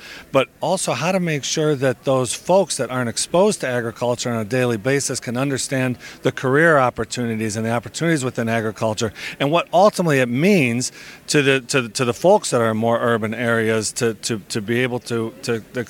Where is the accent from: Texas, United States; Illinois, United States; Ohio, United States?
Ohio, United States; Geauga County is just a beautiful town and beautiful area. And we have a fruit farm there right outside of Cuyahoga County.